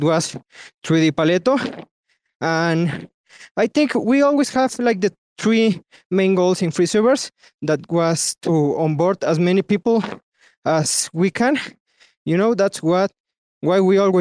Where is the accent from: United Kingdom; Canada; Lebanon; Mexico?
Mexico; I'm myself from Mexico